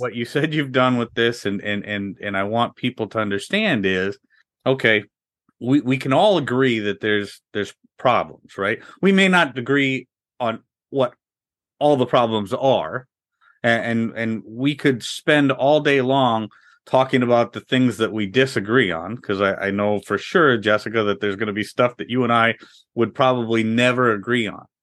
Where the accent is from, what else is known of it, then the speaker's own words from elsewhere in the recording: Midwest, United States; also born or lived in Orlando, Florida; we're from the Midwest